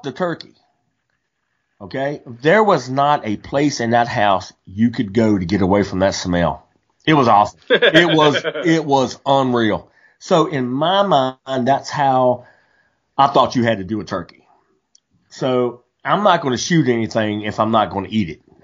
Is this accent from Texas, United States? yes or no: no; West Virginia, United States; growing up in West Virginia, my grandma, she raised turkeys